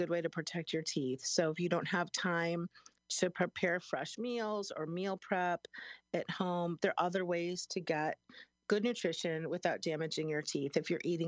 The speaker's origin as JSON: {"language": "English", "town": "Chicago", "region": "Illinois", "country": "United States", "moved": "yes", "lives_now": "Springfield, United States", "said": "I'm from Chicago. I never called it soda. It was always pop. And I moved downstate 25 years ago here to Springfield"}